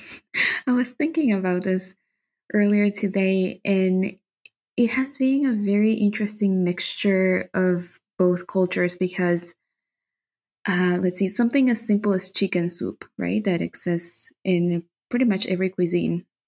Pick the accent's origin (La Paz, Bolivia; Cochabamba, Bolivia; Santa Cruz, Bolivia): Santa Cruz, Bolivia; English is a second language; also born or lived in Buenos Aires, Argentina / Toronto, Canada; now in Germany; I grew up in Bolivia